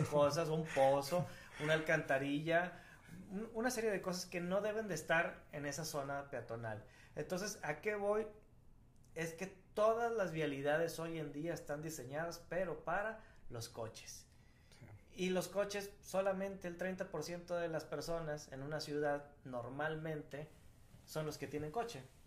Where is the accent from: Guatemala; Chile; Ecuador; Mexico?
Mexico; todos los mexicanos somos nacionalistas